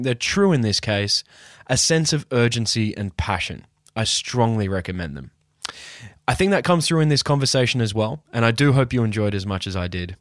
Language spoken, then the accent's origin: English; Newcastle, New South Wales, Australia; I was born and raised in Newcastle, Australia